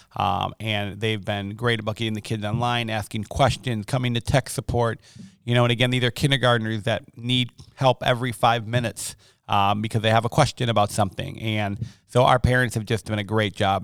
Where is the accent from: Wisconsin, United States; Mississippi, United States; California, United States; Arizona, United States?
Wisconsin, United States; Milwaukee; moved away as an adult; also born or lived in Hartford, Wisconsin / Monmouth, Illinois / Chicago, Illinois / Rockford, Illinois; born and raised, uh, in Milwaukee and then Hartford, Wisconsin